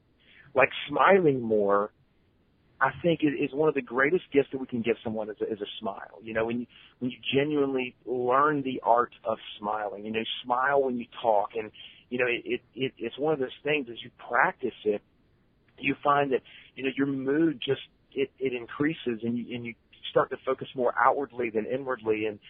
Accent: the South, United States; You know, I'm from the South, and everybody's like, oh, that's just a Southern thing.

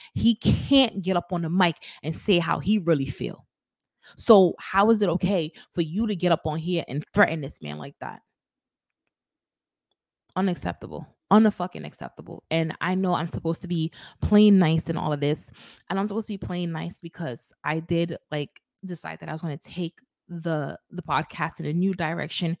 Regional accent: New York City, New York, United States; my hometown, New York

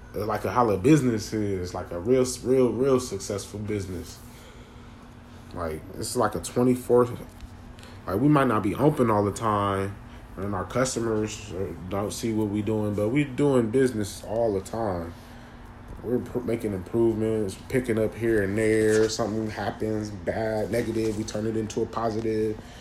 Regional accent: Ohio, United States; moved away; I'm from Ohio

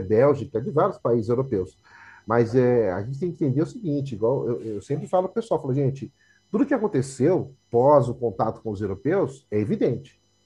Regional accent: São Paulo, Brazil; minha história é marcada pela Zona Leste. Morei no Carrão um tempo, Aí depois saí do Carrão, fui para Cidade Tiradentes, aí estou aqui até hoje

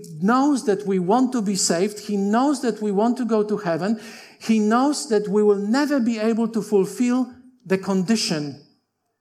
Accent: Poland; English is a second language; moved away as an adult; also born or lived in Tasmania, Australia; now in Australia; I'm Polish by birth. I came to Australia when I was 22 in 1986, and I went to Avondale without speaking any English. So when I was growing in Poland

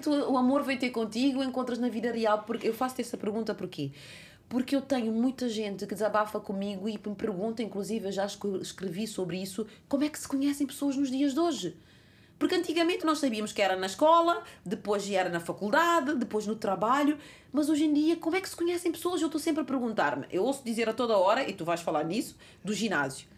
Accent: Cape Verde; now in Portugal; Cabo Verde, a minha terra natal

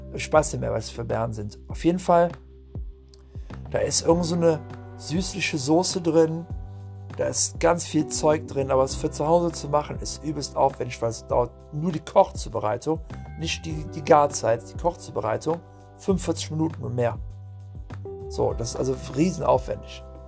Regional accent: Puebla, Mexico; moved away; ich bin aus Puebla

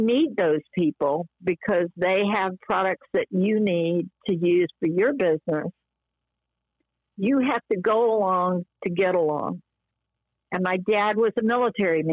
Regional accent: the South, United States; I'm from the South and my dad was a businessman in the South

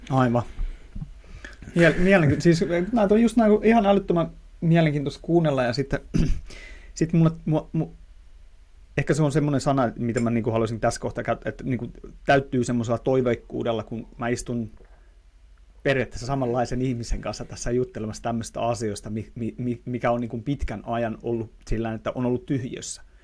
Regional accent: Tampere, Pirkanmaa, Finland; accent: Tampere dialect; mä puhun niin kuin Tampereen murretta.

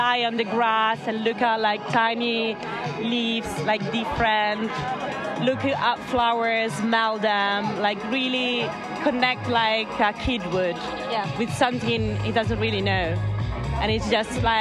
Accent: Florence, Tuscany, Italy; I'm from Florence

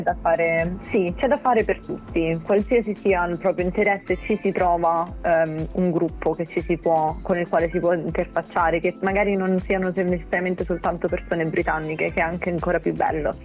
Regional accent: Italy; moved away as an adult; now in Brighton, United Kingdom

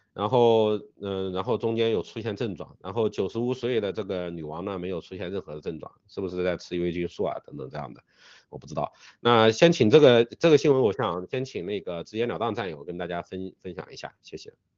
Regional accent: China; 我们中国人

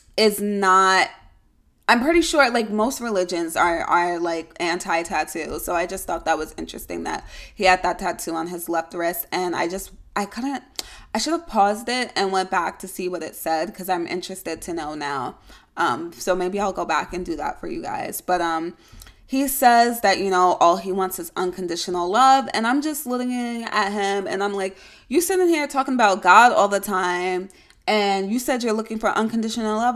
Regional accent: New York, United States; I'm a New Yorker, yes, I do have to, um, identify that it is upstate

